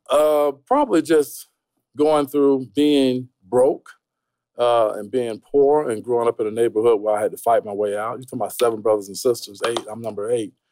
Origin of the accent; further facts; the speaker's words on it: Tampa, Florida, United States; Tampa, Florida, broke as hell. you know, I, I, grew up in a real poverty type situation.